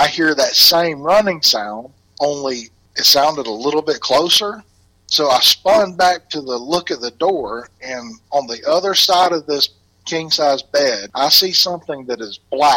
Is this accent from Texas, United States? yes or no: no; Southeast Alabama, United States; accent: Alabama; moved away as an adult; now in Indianapolis, United States; I'm originally from Southeast Alabama